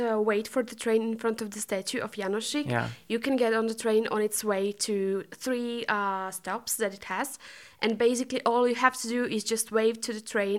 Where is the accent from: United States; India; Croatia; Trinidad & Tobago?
Croatia; now in Slovakia; I'm from Croatia, as you said, but I'm from Slovak city in Croatia.